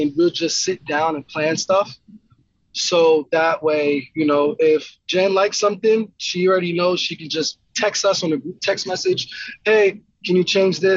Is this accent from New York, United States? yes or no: yes; Yonkers, New York, United States; moved away as an adult; now in Idaho, United States; I grew up in Yonkers, New York